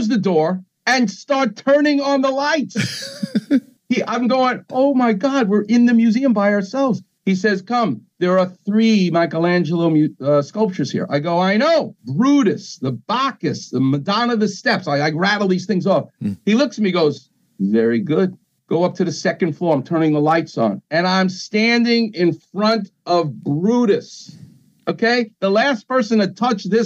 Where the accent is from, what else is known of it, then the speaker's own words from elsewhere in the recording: New York City, New York, United States; moved away; I'm from New York